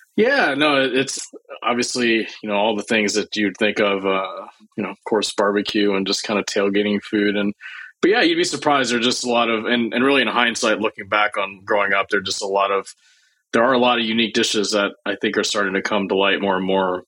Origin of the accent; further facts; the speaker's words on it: Starkville, Mississippi, United States; moved away as an adult; also born or lived in Champaign-Urbana, Illinois; growing up in Mississippi